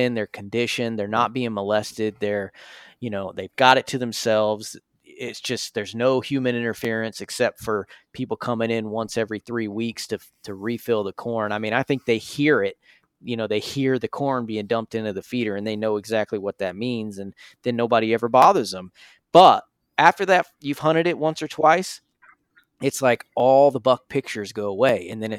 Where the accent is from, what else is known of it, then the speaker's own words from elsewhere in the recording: Florida, United States; I grew up hunting bait in Florida, and pretty much that's how everyone hunts.